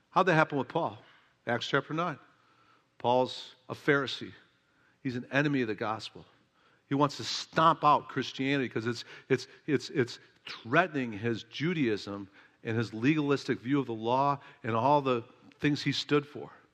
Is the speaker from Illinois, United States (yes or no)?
yes; Oak Park, Illinois, United States; my hometown, Oak Park, Illinois